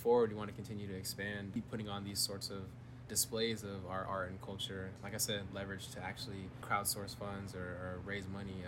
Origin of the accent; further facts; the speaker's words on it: Bay Area, California, United States; moved away as an adult; now in Isla Vista, United States; I'm from the Bay Area